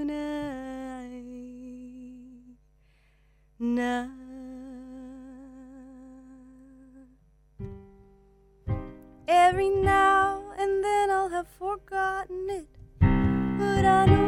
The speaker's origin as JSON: {"language": "English", "country": "Ireland", "tie": "born or raised there", "also_born_or_lived": "Libya", "said": "I grew up here. So we moved here when I was a baby"}